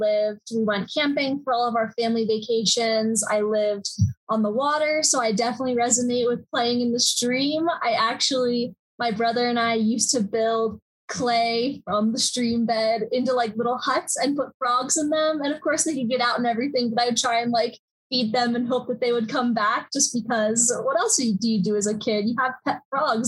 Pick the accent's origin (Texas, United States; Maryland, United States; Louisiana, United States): Maryland, United States; Eastern Shore of; now in Colorado, United States; I'm from the Eastern Shore of Maryland